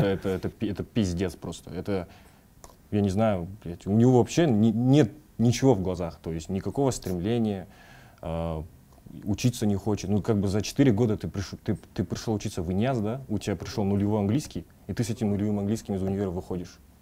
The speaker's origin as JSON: {"language": "Russian", "country": "Kazakhstan", "said": "свой народ"}